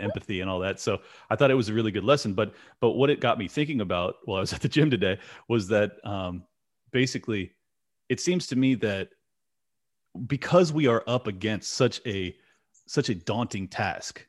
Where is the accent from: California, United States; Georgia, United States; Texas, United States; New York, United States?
California, United States; San Diego; I'm from San Diego